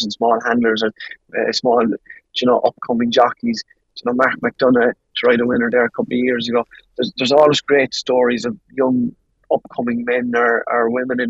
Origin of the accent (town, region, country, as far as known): Ireland